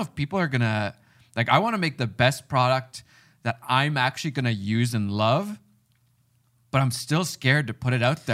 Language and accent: English; Finland; moved away; I grew up in Finland.